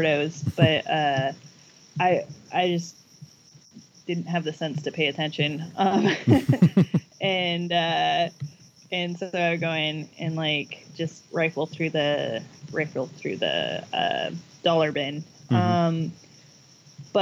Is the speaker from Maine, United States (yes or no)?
no; Oregon, United States; also born or lived in Virginia; I was born in Virginia, and then I moved to Oregon when I was 10.